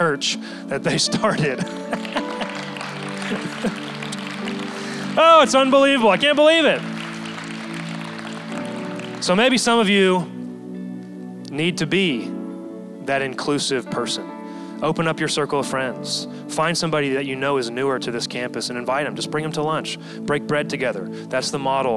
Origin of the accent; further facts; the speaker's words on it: Texas, United States; moved away as an adult; now in San Diego, United States; Texas is where I'm from